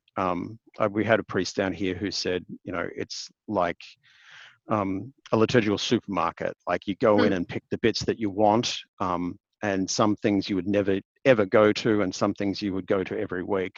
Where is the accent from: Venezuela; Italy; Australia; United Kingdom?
Australia; Queensland; now in Hobart, Australia; Though I'm actually a Queenslander by birth, um, which is on the other end of the country.